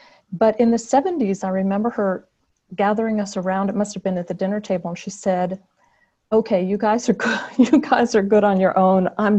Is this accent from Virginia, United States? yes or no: yes; Virginia, United States; born there; I was born in Virginia. Because my dad worked for what was NASA before it was NASA, which was based in Newport News, Virginia, at or near the Navy base, I guess.